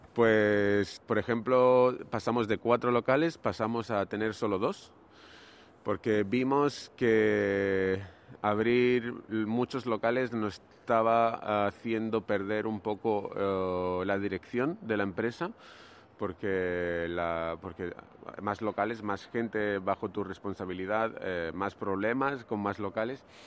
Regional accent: Granada, Andalusia, Spain; moved away as an adult; also born or lived in Barcelona; Yo soy de Granada, que es una ciudad que está al sur de España

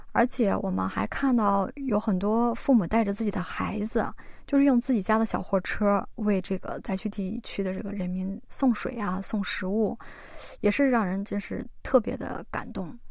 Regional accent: China; now in South Korea; 我们每一个华人

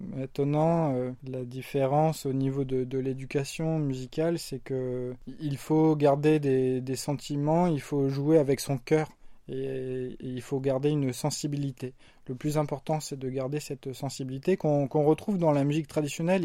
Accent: France; moved away as an adult; now in South Korea; je suis français

